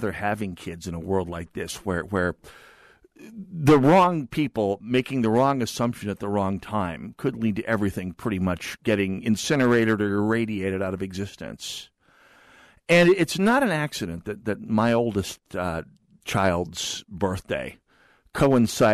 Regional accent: North Dakota, United States; I grew up in the middle of missile country out in North Dakota

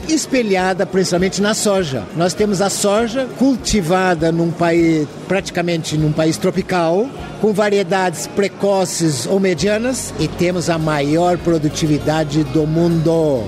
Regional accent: Brazil; Nós, como brasileiros

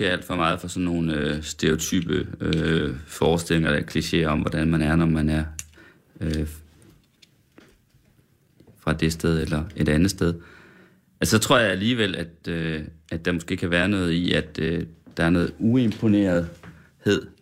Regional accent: Sønderfelding, Central Denmark Region, Denmark; jeg er fra Sønderfælling.

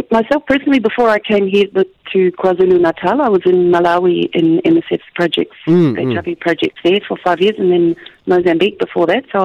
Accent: Australia; accent: Australian; moved away; You would be hard pushed to find my accent. it is Australian.

